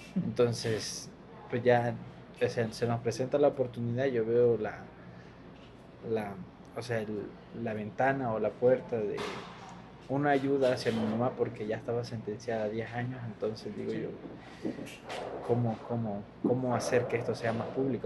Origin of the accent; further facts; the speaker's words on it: Palenque, Chiapas, Mexico; also born or lived in Honduras; nosotros venimos de Honduras, crecimos en Palenque